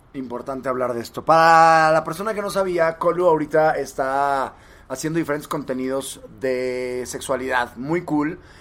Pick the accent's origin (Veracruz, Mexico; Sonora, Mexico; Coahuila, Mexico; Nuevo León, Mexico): Nuevo León, Mexico; Monterrey; yo soy de Monterrey